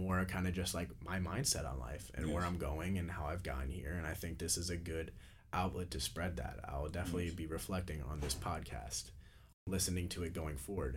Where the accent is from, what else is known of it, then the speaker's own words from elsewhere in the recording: Missouri, United States; now in Florida, United States; I'm from Missouri, I'm down here in Florida